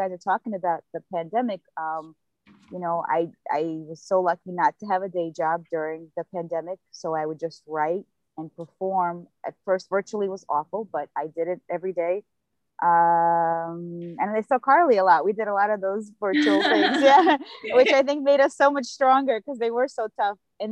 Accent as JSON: {"language": "English", "region": "New York", "country": "United States", "said": "I'm from New York, Brooklyn. Been here since I was 7. I talk about being an immigrant, actually a refugee"}